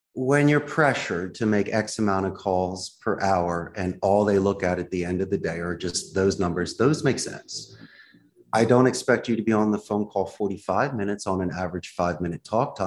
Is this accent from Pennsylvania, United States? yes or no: yes; Philadelphia, Pennsylvania, United States; now in Costa Rica; I'm from Philly.